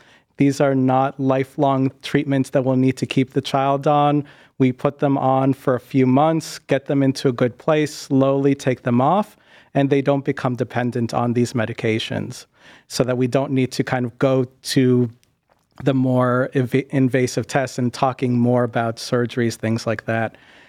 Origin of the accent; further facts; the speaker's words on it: New England, United States; now in Ohio, United States; For me, growing up in the Northeast, a lot of people say that New Englanders are really rough.